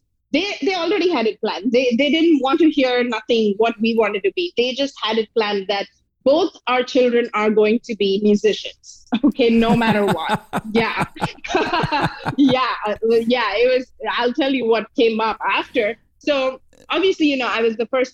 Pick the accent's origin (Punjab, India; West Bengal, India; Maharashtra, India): Maharashtra, India; Mumbai; I was born and brought up in Mumbai